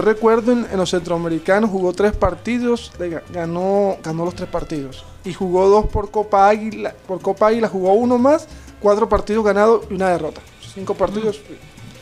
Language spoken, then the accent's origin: Spanish; Barranquilla, Atlántico, Colombia; also born or lived in La Guajira (ancestry); Aquí en Barranquilla todos somos barranquilleros